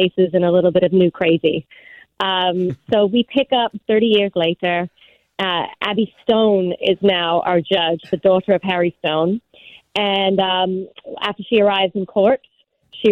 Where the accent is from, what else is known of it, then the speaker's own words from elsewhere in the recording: England, United Kingdom; moved away; I grew up in England